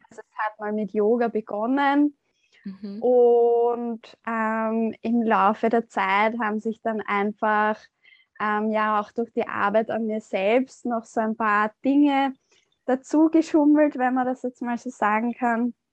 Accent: Austria; ich komme aus Österreich.

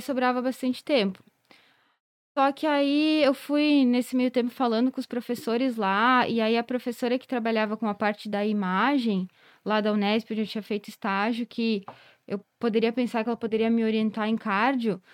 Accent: Carlos Barbosa, Rio Grande do Sul, Brazil; moved away as an adult; also born or lived in Pelotas / Botucatu; fiz estágio lá na minha cidade, porque daí eu sou de Carlos Barbosa. Então, eu ia, visitava meus pais

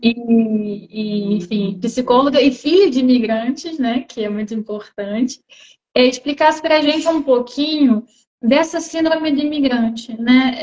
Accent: Brazil; moved away as an adult; now in Portugal; quando eu vou visitar meus parentes no Brasil, eu já não me acho tão brasileira

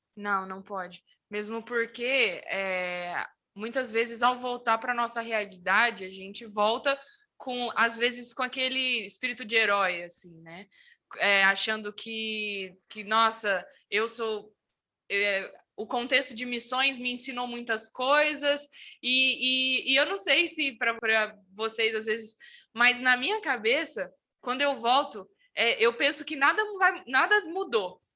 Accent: interior of São Paulo, Brazil; moved away; also born or lived in Curitiba metropolitan area; eu sou do interior de São Paulo

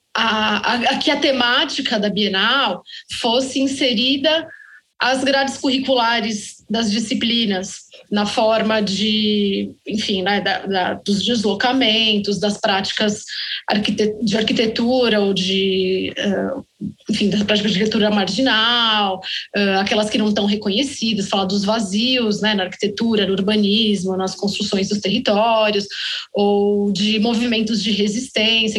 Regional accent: Belo Horizonte, Minas Gerais, Brazil; Nós somos de Belo Horizonte.

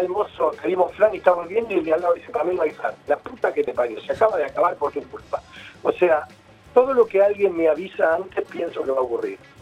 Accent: Buenos Aires, Argentina; soy paternal

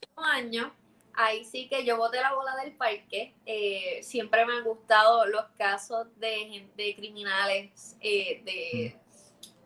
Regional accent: Puerto Rico

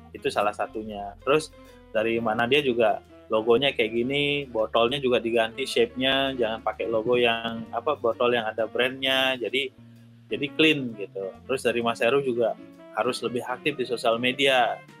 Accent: Tanah Lot, Bali, Indonesia; Saya Putra asli Bali, eh, asli asli dari Tanah Lot.

